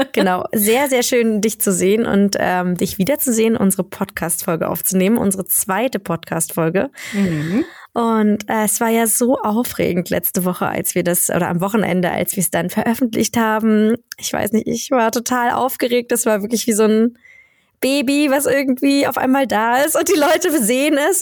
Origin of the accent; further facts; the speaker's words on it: Germany; now in Sweden; für mich ist es als Deutsche